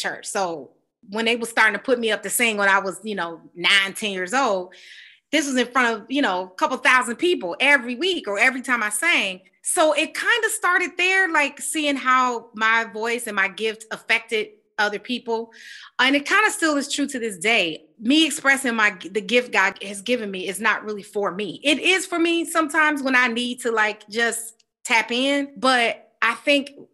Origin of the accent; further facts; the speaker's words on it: Detroit, Michigan, United States; now in New York, United States; I grew up in Detroit at a church called Greater Grace Temple.